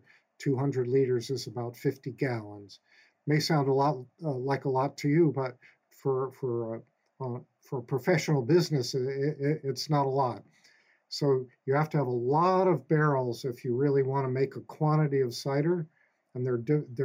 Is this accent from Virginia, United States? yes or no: no; West Brookfield, Massachusetts, United States; I grew up here in Westbrookfield, and I used to work on a dairy farm in the summers